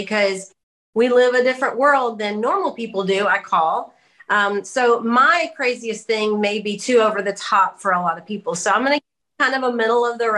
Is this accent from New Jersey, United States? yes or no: no; Hot Springs Village, Arkansas, United States; moved away as an adult; also born or lived in Texarkana; I grew up here in Hot Springs Village